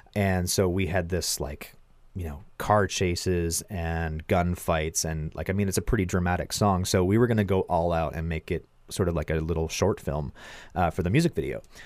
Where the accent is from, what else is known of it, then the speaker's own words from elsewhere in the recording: Milverton, Ontario, Canada; my hometown in Milverton, Ontario